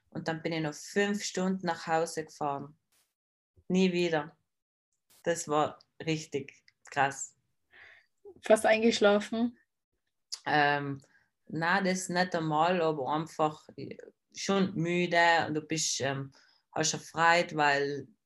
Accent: Trentino-Alto Adige, Italy; Plus habe ich noch bei jedem Wettkampf in Deutschland ähm, so Süßigkeiten gekauft, was es bei uns in Südtirol nicht gibt.

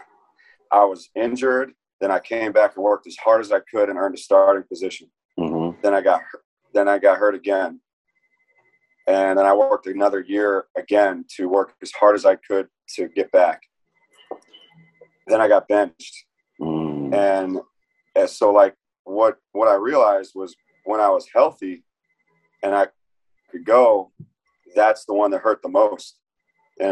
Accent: Tampa, Florida, United States; also born or lived in New York; So I grew up in Tampa, Florida. I was born in New York, but I grew up in Tampa area

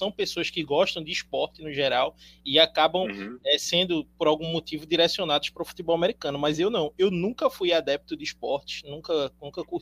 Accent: Pernambuco, Brazil; Eu sou, eu sou advogado, eu sou daqui de Pernambuco

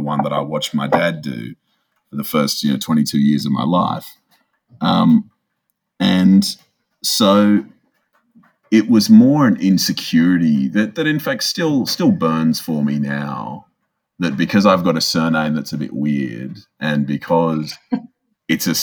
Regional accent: Sydney, New South Wales, Australia; I grew up in a lovely suburb on the lower north shore of Sydney called Greenwich with my mum and dad and younger brother

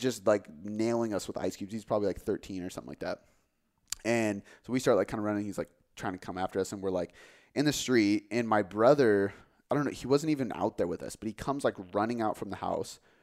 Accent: Des Moines, Washington, United States; I grew up in Des Moines

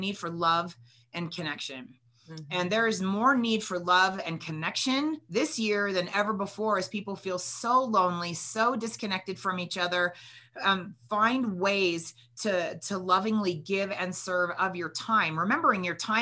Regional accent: California, United States; growing up in California

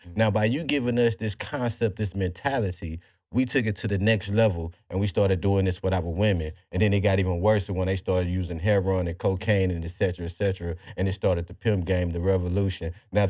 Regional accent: the South, United States; we're from the South. You know how we are. We play as pimps out here.

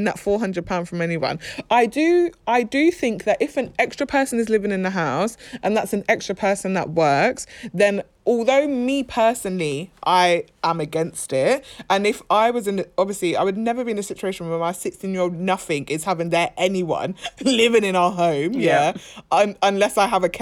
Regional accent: London, United Kingdom; We are just from South London?

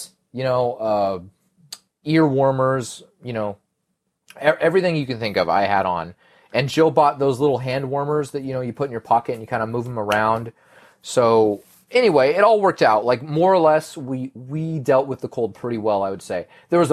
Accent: Spokane, Washington, United States; now in California, United States; I used to be kind of okay when I was from Spokane. I'm not from Spokane anymore

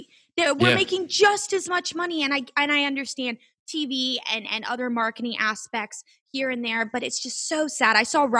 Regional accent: Tampa, Florida, United States; from where the Rays are. I'm from Tampa

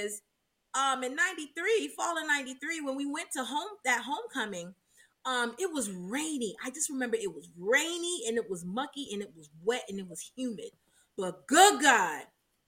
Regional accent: Miami, Florida, United States; coming from Miami, coming from South Florida, where we were fed a steady diet of FAMU

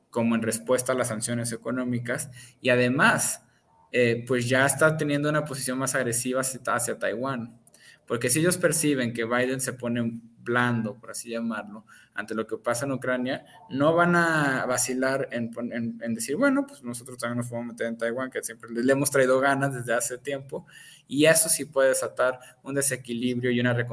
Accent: Michoacán, Mexico; Este, soy de Michoacán, ¿qué me va a pasar si...

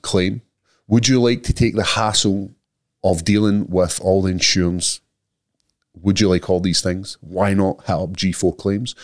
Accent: Scotland, United Kingdom; We, as Scottish

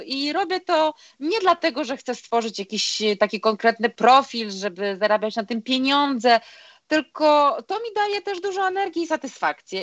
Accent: Vilnius, Vilnius County, Lithuania; moved away; No, bo ja pochodzę z Litwy, z Wilna

